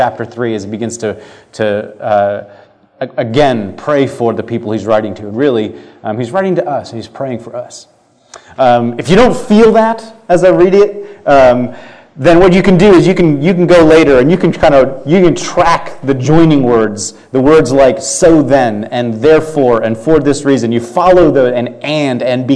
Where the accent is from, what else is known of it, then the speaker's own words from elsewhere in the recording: United States; And this is my home. I am a citizen, and I was born here